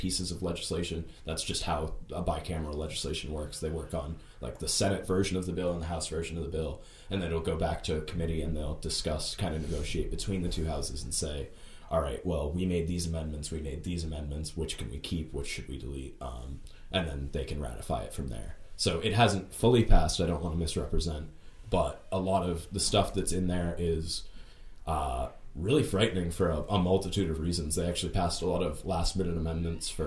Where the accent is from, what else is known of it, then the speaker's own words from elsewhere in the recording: United States; being an American